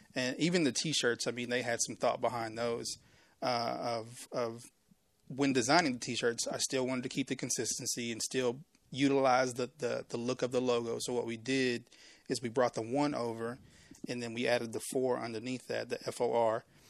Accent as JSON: {"language": "English", "town": "Waco", "region": "Texas", "country": "United States", "tie": "born or raised there", "said": "I'm born and raised in Waco. I mean, I, I was in Waco Public Schools"}